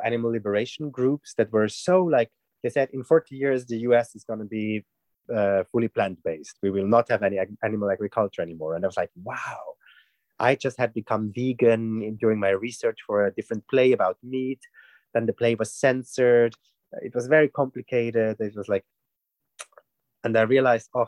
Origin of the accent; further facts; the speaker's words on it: Switzerland; I'm from Switzerland